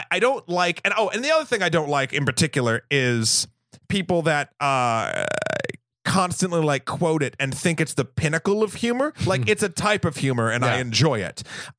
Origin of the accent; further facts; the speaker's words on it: New England, United States; in a room, not a rum, because I'm from New England.